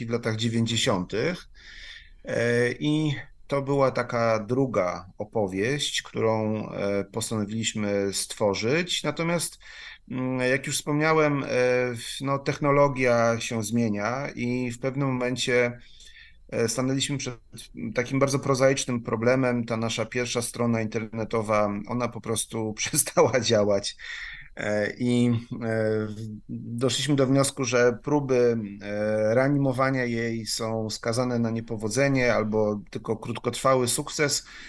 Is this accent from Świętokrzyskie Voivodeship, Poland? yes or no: yes; Kielce, Świętokrzyskie Voivodeship, Poland; moved away as an adult; now in Kraków, Poland; nie urodziłem się w Krakowie, natomiast mieszkam tutaj już ho, ho, ho ponad ćwierć wieku. Także e, w pewien sposób się zadomowiłem w Krakowie, ale e, pochodzę z Kielc